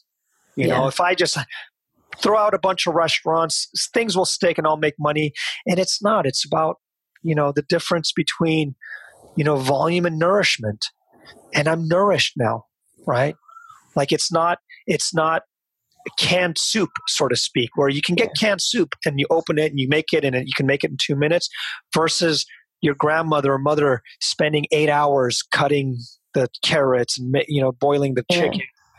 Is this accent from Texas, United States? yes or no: no; Seattle, Washington, United States; also born or lived in Fremont, California / Union City, California; I grew up in Seattle.